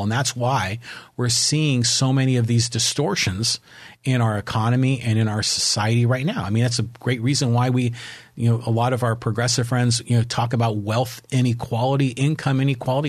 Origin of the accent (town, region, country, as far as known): San Francisco, California, United States; born or raised there